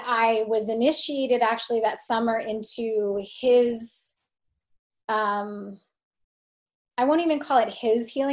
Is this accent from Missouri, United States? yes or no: no; California, United States; moved away; also born or lived in Philadelphia, Pennsylvania / New York City; I was actually born in Philly, even though I was raised in California